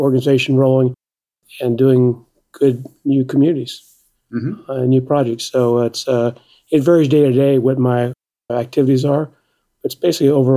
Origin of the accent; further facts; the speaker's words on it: Wilmington, Delaware, United States; also born or lived in Mississippi; I was born in the Deep South. That's where my families were, mother's and father's family were, from Mississippi. Mm-hmm. My father worked for DuPont, and so I grew up in Delaware